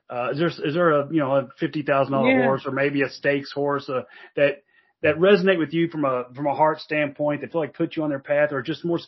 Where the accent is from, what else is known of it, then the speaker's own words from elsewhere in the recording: Louisville, Kentucky, United States; I grew up in Louisville. I grew up near Churchill Downs, like you, and I'm a Kentucky fan living in Louisville.